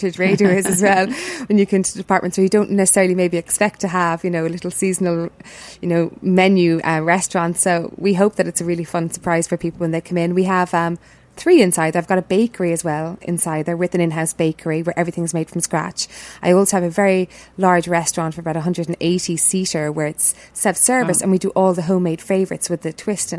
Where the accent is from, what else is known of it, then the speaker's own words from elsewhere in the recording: Cork, Munster, Ireland; also born or lived in Italy; now in Dublin, Ireland; I'm from Cork